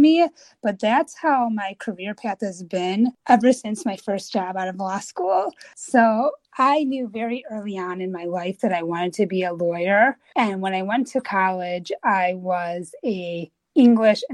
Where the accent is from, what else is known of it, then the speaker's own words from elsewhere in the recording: Chicago, Illinois, United States; moved away as an adult; also born or lived in Washington, D.C.; I am born and raised in Chicago